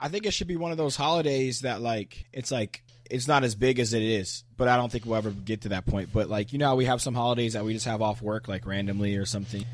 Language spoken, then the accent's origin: English; United States; I'm American